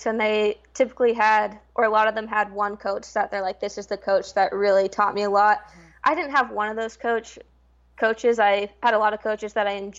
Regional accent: Portland, Oregon, United States; moved away as an adult; also born or lived in New Jersey; I am from Portland, Oregon, born and raised, grew up playing club

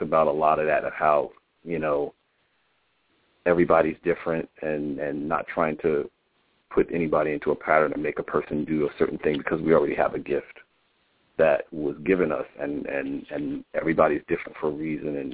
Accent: New Brunswick, New Jersey, United States; I was born in New Brunswick, New Jersey. I was raised by foster grandparents

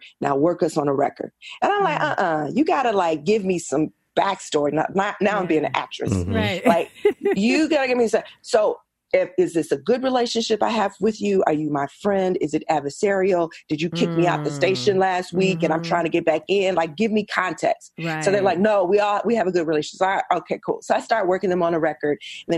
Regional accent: Chicago, Illinois, United States; moved away; also born or lived in Los Angeles; I'm from Chicago.

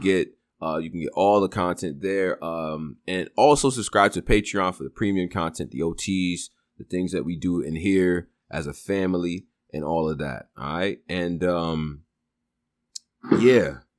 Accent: Rochester, New York, United States; I'm from Rochester.

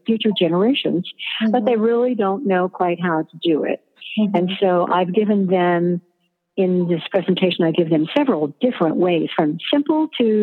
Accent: Klamath Falls, Oregon, United States; growing up in Klamath Falls, Oregon

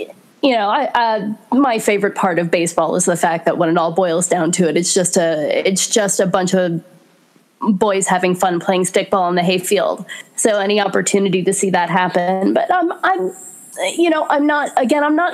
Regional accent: New York City, New York, United States; moved away; also born or lived in Florida; I'm originally from New York City.

